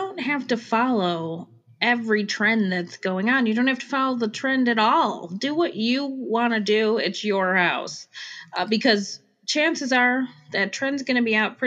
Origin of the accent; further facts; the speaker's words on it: Chicago, Illinois, United States; accent: Chicago; now in Arizona, United States; where I'm from, Chicago